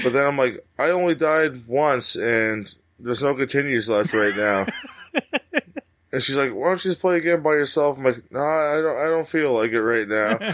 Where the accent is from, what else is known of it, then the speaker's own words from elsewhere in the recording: Canada; I'm Canadian citizen.